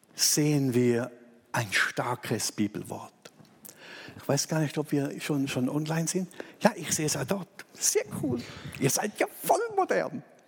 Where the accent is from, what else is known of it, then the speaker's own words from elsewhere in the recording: Thurgau, Switzerland; ich als Thurgauer genau weiß, wo Sulgen ist